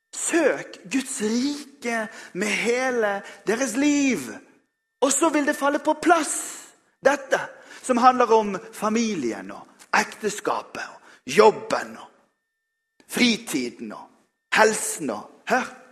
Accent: Bergen, Vestland, Norway; jeg er bergenser

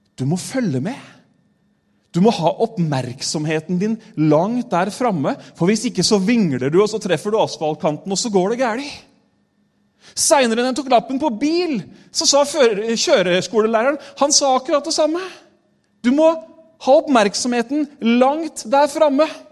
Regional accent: Re, Vestfold, Norway; also born or lived in Tolsrød; Men vi flytta fra Tolsrød, og så flytta vi til eh, det som het Våle kommune før. Nå heter det Re

